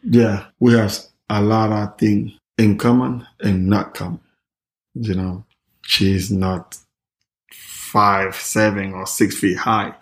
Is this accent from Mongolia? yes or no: no; Panama; moved away; I never forget my town, my hometown, Panama.